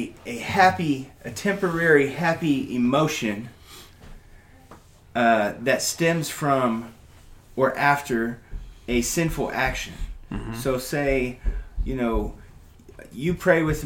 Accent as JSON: {"language": "English", "region": "Oklahoma", "country": "United States", "accent": "Okie"}